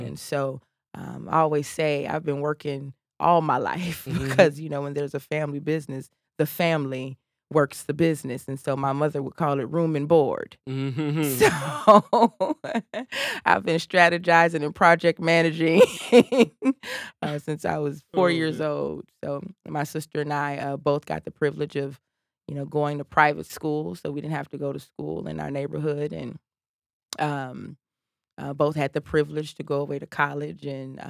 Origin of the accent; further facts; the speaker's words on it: United States; And so during the break, I told her I was from the South Side. We lived right around the corner from each other, and she knew my father.